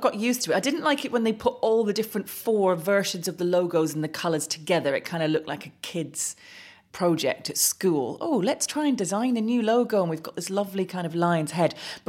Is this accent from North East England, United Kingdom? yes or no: yes; Middlesbrough, North East England, United Kingdom; moved away; also born or lived in Manchester; born in Manchester, of course, so I'm allowed that one. And they have been my team since birth, when my dad was associated with the club. But Middlesbrough are my hometown team.